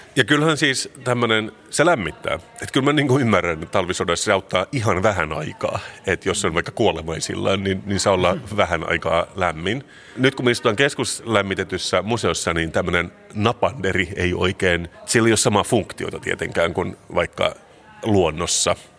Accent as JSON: {"language": "Finnish", "country": "Finland", "said": "mä oon suomenruotsalainen, tämä on mun kulttuuri."}